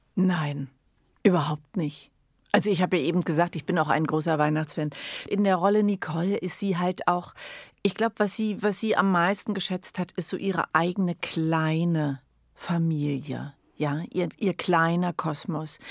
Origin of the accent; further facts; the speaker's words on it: Berlin, Germany; also born or lived in Addis Ababa, Ethiopia; ich bin total verwurzelt, ich bin absolute Berlinerin